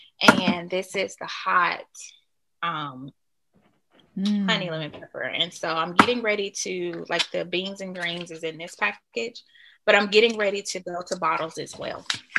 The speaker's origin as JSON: {"language": "English", "town": "Birmingham", "region": "Alabama", "country": "United States", "said": "I'm from Alabama, Birmingham, and we have these hot honey, hot lemon pepper wings. They don't have them here."}